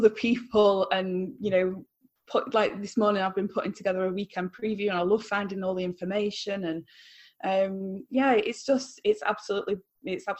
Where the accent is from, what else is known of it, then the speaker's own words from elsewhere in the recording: Stockport, North West England, United Kingdom; I was like really proud to support my hometown club, even though it was a smaller club.